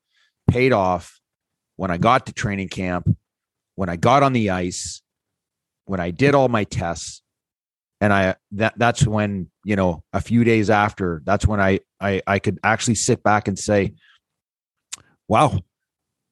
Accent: North Bay, Ontario, Canada; I came from North Bay, Ontario. There was not a lot of high end hockey players for me to practice with and skate with.

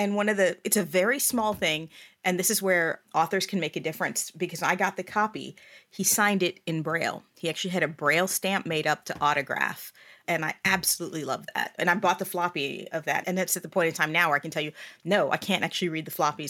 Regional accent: Bahrain; now in United States; So I actually am an immigrant to the U.S. I grew up overseas. I was born and raised in Bahrain. So it's a small island off the coast of Saudi Arabia.

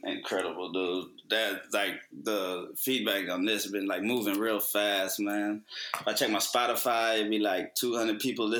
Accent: Texas, United States; I'm from Texas

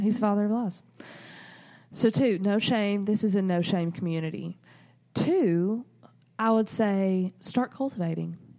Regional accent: the South, United States; we're from the South

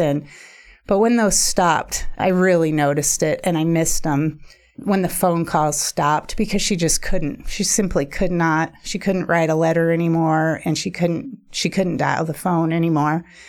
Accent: Juneau, Alaska, United States; moved away; I was born in Juneau. And my mom and I were single there until I was about twelve.

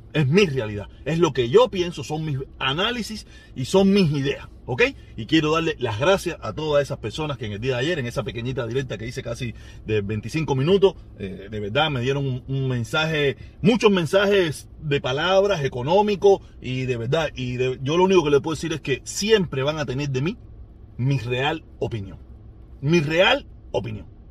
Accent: Havana, Cuba; accent: habanero; soy habanero. Discúlpenme, soy habanero. Los habaneros equivocamos la S y las R y las L.

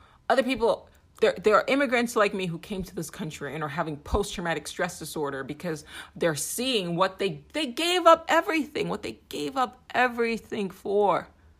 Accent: Nigeria; now in United States; I'm an immigrant. I'm a Nigerian-American. My family gave up everything to seek solace here in this country.

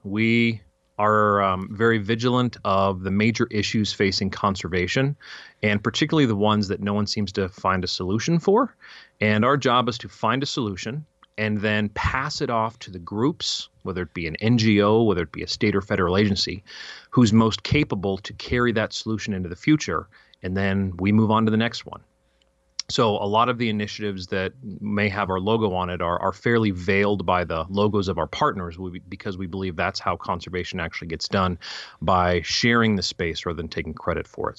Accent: Fairplay, Colorado, United States; also born or lived in California / Fort Collins, Colorado; we moved from California when I was three, apparently, right to Fairplay, Colorado

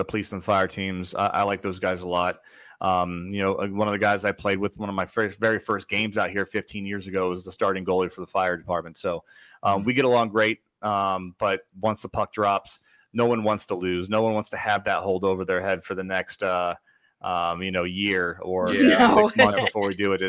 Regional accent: Florida, United States; that's my home state

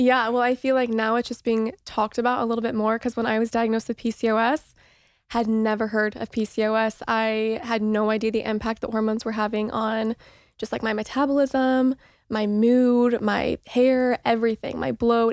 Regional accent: Mooresville, Indiana, United States; moved away as an adult; now in Los Angeles, United States; I grew up in Mooresville, Indiana, which is a very small town

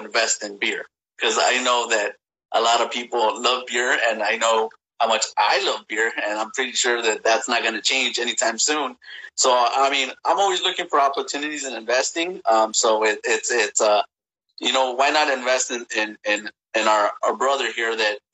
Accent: East Los Angeles, California, United States; I grew up in East

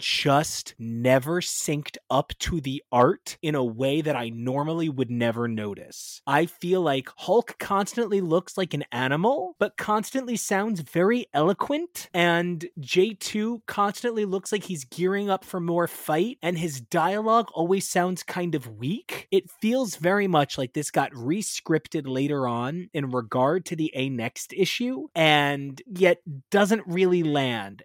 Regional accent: New Jersey, United States; I'm from Jersey.

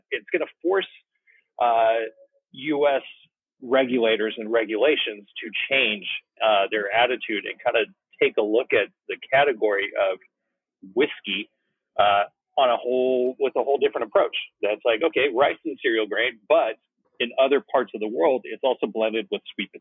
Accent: Woodland, California, United States; I'm a Sacramento Valley kid. I grew up in Woodland

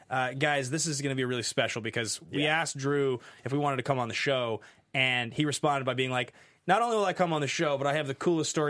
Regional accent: Ireland; Must be because I'm Irish.

